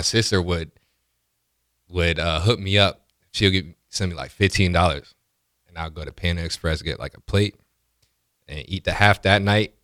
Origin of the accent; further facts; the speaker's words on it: Iowa City, Iowa, United States; moved away as an adult; also born or lived in Nebraska; I grew up in Iowa City